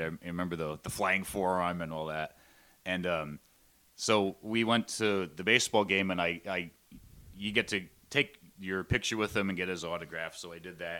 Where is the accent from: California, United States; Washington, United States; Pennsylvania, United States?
Pennsylvania, United States; Shamokin; moved away as an adult; now in China; in my hometown of Shemokin